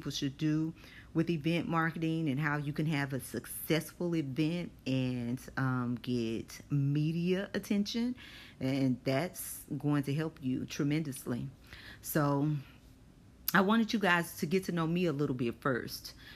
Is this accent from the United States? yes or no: yes; Longview, Texas, United States; moved away as an adult; now in Houston, United States; I still work for the same agency, but no longer in my hometown. I live in Houston, Texas, because I followed husband number two